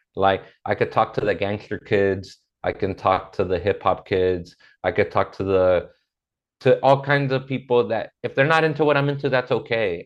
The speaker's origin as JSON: {"language": "English", "town": "Inglewood", "region": "California", "country": "United States", "tie": "born or raised there", "also_born_or_lived": "South Central, Los Angeles", "said": "I grew up in Inglewood as a kid, and then as an adult, I lived in South Central, which is right next door"}